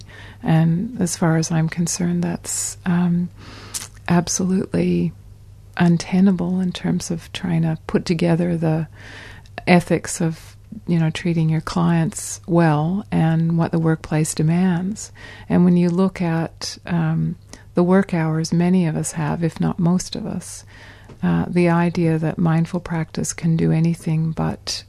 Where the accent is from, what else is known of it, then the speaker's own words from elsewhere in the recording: Canada; moved away; in my home country of Canada.